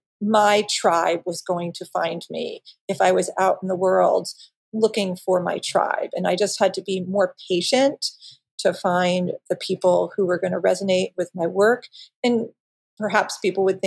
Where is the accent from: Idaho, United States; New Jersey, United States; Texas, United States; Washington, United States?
New Jersey, United States; moved away as an adult; also born or lived in Brooklyn, New York / St. Louis, Missouri; now in Maui, United States; I'm from New Jersey. I was born in Brooklyn. I was raised in New Jersey